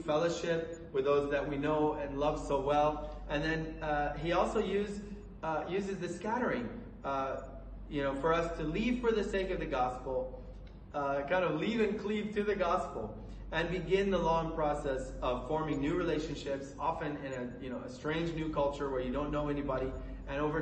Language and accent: English; Colorado, United States; moved away as an adult; also born or lived in Lebanon; now in Beirut, Lebanon; I grew up in Colorado